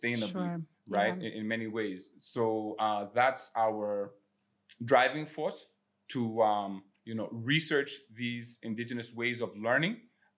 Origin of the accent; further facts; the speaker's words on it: Khartoum, Sudan; moved away as an adult; also born or lived in Ivory Coast / Toronto, Canada; I was born in Khartoum, Sudan. I spent some of my formative years between Sudan and the Ivory Coast.